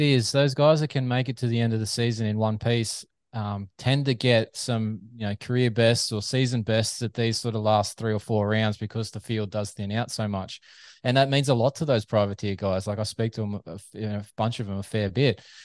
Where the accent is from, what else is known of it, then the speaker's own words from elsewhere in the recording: Australia; As a Aussie fan